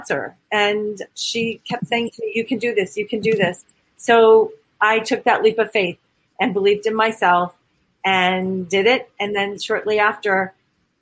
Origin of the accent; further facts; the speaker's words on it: Boston, Massachusetts, United States; accent: Boston; also born or lived in Toronto, Canada; now in Los Angeles, United States; I'm not Canadian. I grew up in Boston. I can still provide that accent